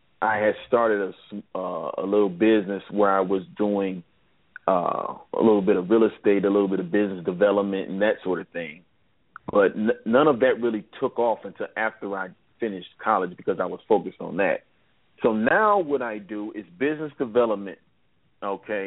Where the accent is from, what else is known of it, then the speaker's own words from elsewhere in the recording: Cleveland, Ohio, United States; I'm from Cleveland, Ohio, born and raised